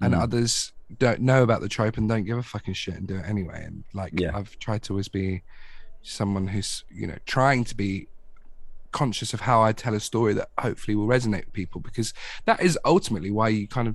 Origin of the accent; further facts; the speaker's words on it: Watford, East of England, United Kingdom; moved away as an adult; now in London, United Kingdom; I'm from Watford, but like London is still like 20 minutes down the road type thing. When I first properly moved into London